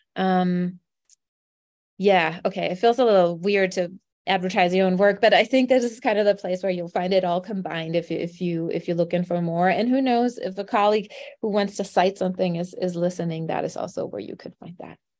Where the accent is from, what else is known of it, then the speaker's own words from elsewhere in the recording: Germany; now in Arizona, United States; I am not from Arizona, I'm from Germany